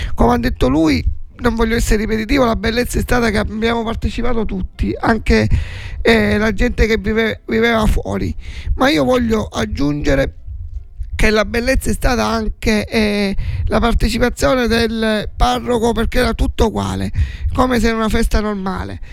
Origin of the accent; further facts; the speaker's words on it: Forza d'Agrò, Sicily, Italy; nel mio paesino